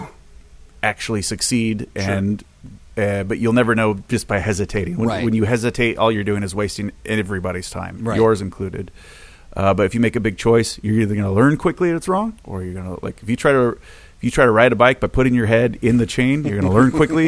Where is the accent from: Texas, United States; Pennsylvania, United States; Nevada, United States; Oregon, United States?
Oregon, United States; Portland; moved away as an adult; I grew up in Portland